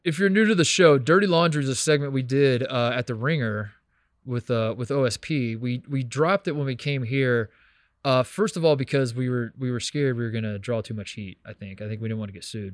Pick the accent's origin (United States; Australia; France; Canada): United States; Hendricks County, Indiana; moved away; I'm from Hendricks County, Indiana